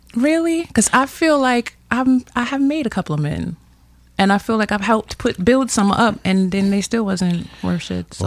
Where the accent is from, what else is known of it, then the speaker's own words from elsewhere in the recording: New York City, New York, United States; born and raised in Brooklyn